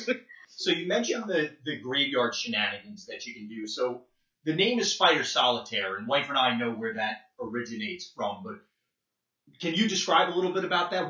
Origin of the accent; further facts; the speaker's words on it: New Jersey, United States; I'm originally from Jersey